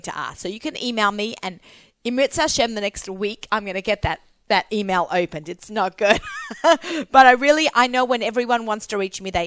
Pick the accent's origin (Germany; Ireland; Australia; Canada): Australia; now in Bayonne, United States; I'm Australian